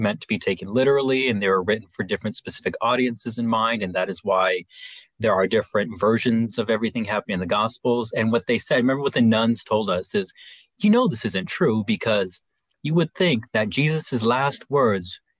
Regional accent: Los Angeles, California, United States; I grew up in Los Angeles

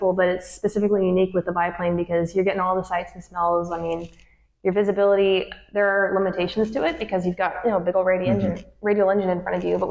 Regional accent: Honey Grove, Texas, United States; moved away as an adult; now in Galveston, United States; I'm from Honey Grove, Texas, which is a tiny town in Texas

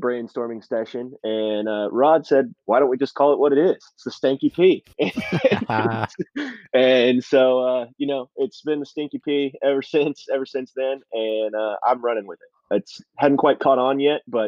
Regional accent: Houston, Texas, United States; now in Peoria, United States; I'm from Houston

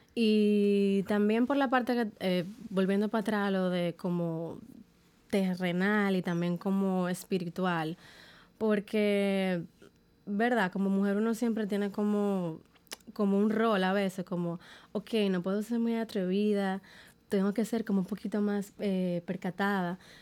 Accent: Dominican Republic; como dominicana

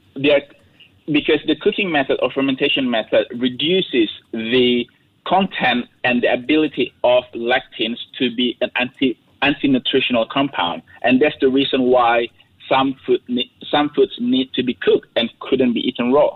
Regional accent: Indonesia; I'm from Indonesia

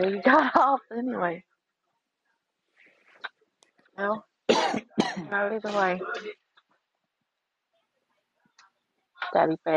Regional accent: Granite Falls, North Carolina, United States; accent: southern drawl; I'm from North Carolina, but I'm originally from Granite Falls.

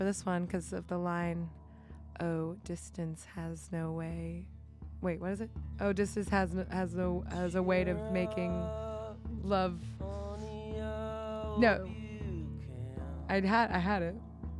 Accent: Miami, Florida, United States; I'm not from Chicago. I'm from Miami

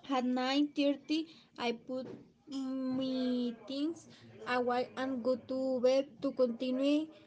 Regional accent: Saltillo, Coahuila, Mexico; English is a second language; I am from Saltillo, Coahuila.

